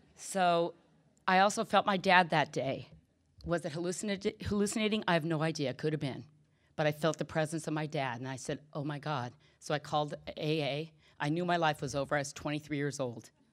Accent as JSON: {"language": "English", "region": "Southern California", "country": "United States", "tie": "born or raised there", "said": "I grew up in Southern California"}